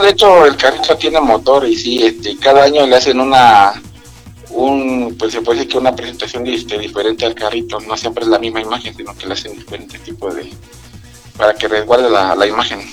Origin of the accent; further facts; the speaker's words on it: Villahermosa, Tabasco, Mexico; moved away as an adult; now in Huamantla, Mexico; yo realmente soy de Villahermosa, Tabasco, pero radico aquí en lo que es la desde hace 15 años.